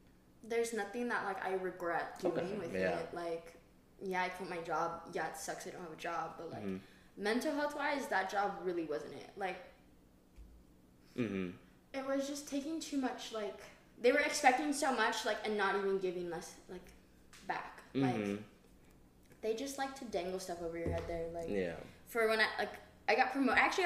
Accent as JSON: {"language": "English", "region": "Hawaii", "country": "United States", "moved": "as an adult", "said": "I'm from Hawaii"}